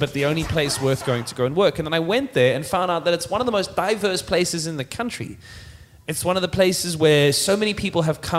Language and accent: English; Cape Town, Western Cape, South Africa; moved away; also born or lived in Johannesburg; I'm from Cape Town, right? So the waterfront means a lot to me. I came here as a kid